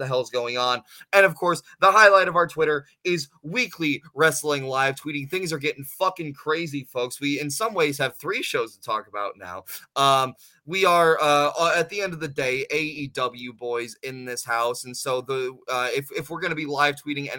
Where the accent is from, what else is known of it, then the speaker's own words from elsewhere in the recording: Detroit, Michigan, United States; My hometown boys, the MCMG